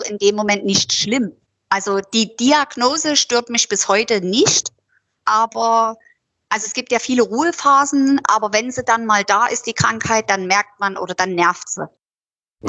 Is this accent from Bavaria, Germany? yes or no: no; Döbeln, Saxony, Germany; Ich bin ja damals aus, also eigentlich bin ich ja aus Döbeln.